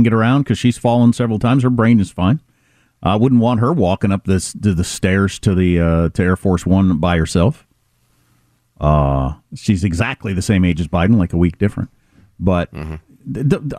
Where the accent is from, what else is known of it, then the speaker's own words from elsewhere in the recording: Western Kansas, United States; moved away; I grew up in Western Kansas